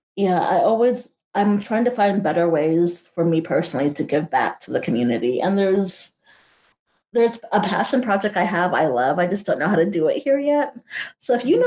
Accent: Houston, Texas, United States; moved away as an adult; also born or lived in Germany; now in Kansas City, United States; I'm still Texan

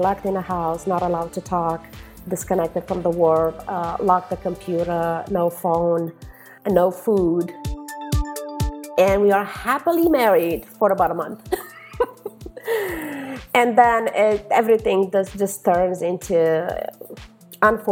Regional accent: Romania; English is a second language; moved away as an adult; now in Los Angeles, United States; born and raised in Romania

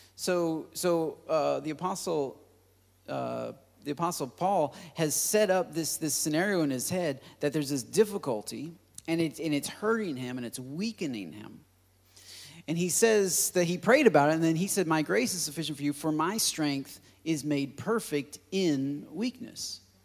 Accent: United States; As, as American Christians

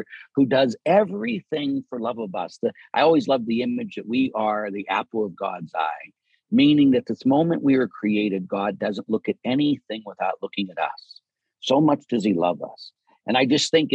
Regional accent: Pittsburgh, Pennsylvania, United States; growing up in Pittsburgh

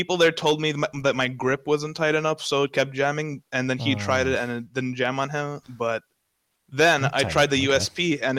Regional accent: New York, United States; I'm a New Yorker.

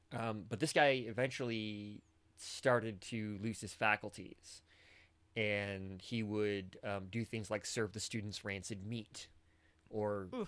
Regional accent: Michigan, United States; I spent most of my life growing up in Michigan

